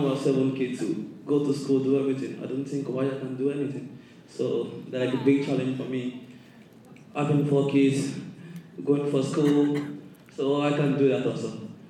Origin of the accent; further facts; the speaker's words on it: Nigeria; I'm not from Somalia, but I'm from Nigeria.